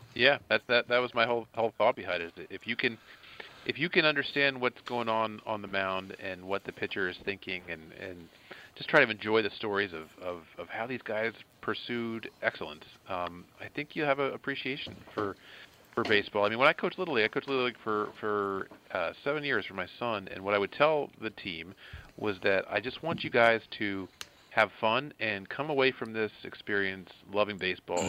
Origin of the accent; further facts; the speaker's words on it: outside Philadelphia, Pennsylvania, United States; I grew up outside Philadelphia